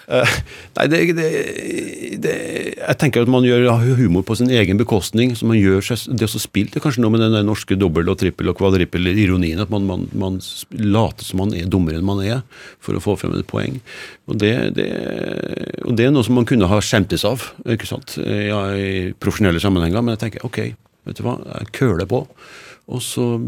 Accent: Trøndelag, Norway; Jeg har jo vokst opp eh, som nordmann

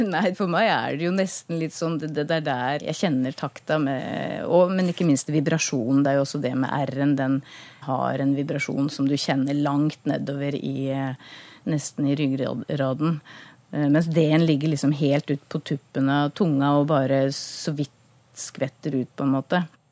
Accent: Skien, Vestfold og Telemark, Norway; accent: Grenland dialect; moved away; er født og oppvokst i, Skien, så den eh, dialekta er jeg jo grodd opp eh, sammen med.

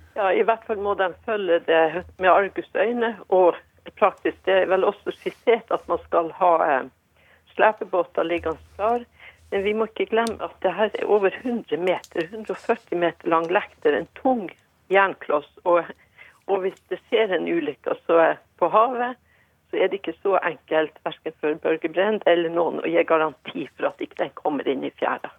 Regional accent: Sørvær, Finnmark, Norway; hjembygda mi da sørvær

